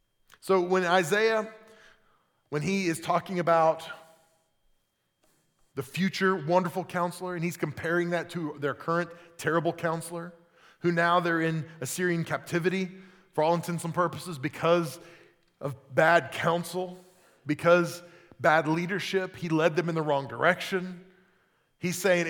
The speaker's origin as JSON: {"language": "English", "region": "Oklahoma", "country": "United States", "tie": "born or raised there", "said": "I grew up in Oklahoma"}